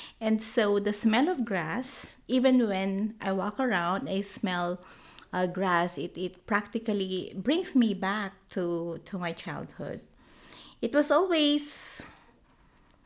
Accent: Bicol Region, Philippines; moved away; I was born and raised in the Philippines. It's a region called Bicol

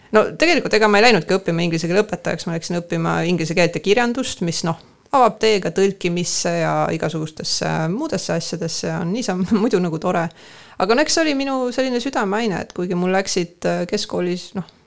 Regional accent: Tallinn, Harju County, Estonia; now in Põltsamaa, Estonia; mina ikkagi olen pärit äh, Kassisaba Aguli rajoonist

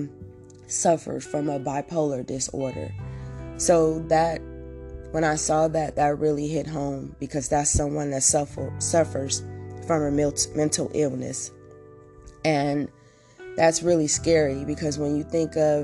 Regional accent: Oakland, California, United States; I'm from Oakland

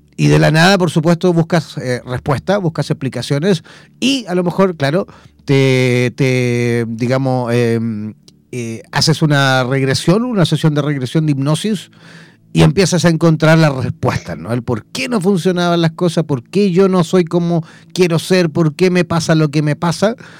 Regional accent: Chile; yo como chileno eh, puedo evidentemente sacar eh, mi visa a Mercosur

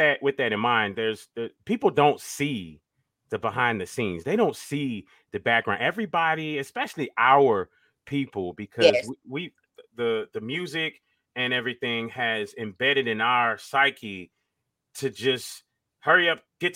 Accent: Miami, Florida, United States; I was from Miami

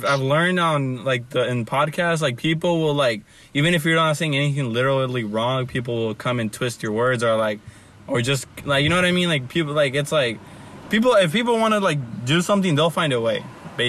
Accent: Los Angeles, California, United States; I'm from South Central

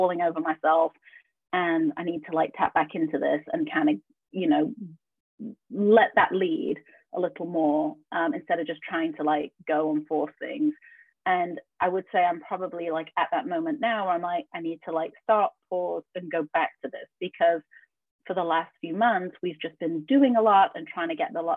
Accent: Yorkshire and the Humber, United Kingdom; also born or lived in Atlanta, United States; now in Spain; I grew up in Yorkshire

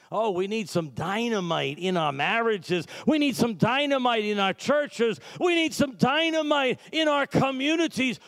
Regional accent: Massachusetts, United States; also born or lived in New York; now in New York City, United States; I'm from Massachusetts. We come from a religious background

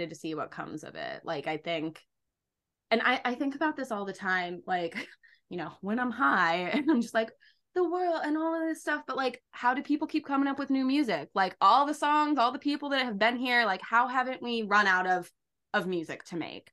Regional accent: Derry, New Hampshire, United States; my hometown in Derry, New Hampshire

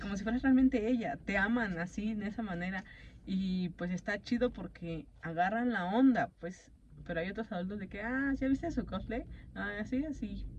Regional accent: Mexico; no somos japoneses, somos mexicanos

